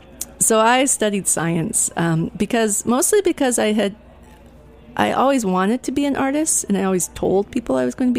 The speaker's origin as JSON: {"language": "English", "area": "outside of Seattle", "region": "Washington", "country": "United States", "tie": "born or raised there", "also_born_or_lived": "Olympia, Washington", "said": "I grew up outside of Seattle, and so I always had mountains and water in my view, and I moved to Olympia all the way back in 1986"}